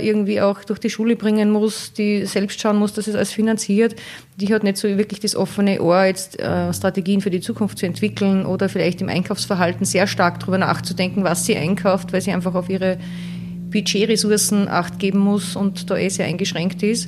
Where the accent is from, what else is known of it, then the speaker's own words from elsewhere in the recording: Salzburg, Austria; bei uns in Salzburg